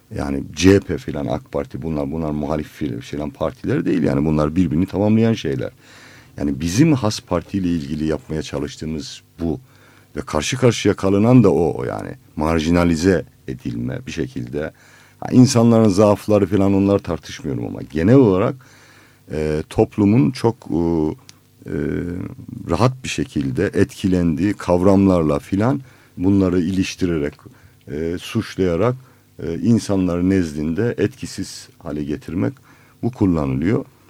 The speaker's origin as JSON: {"language": "Turkish", "region": "Black Sea Region", "country": "Turkey", "said": "Bizim Karadeniz'de"}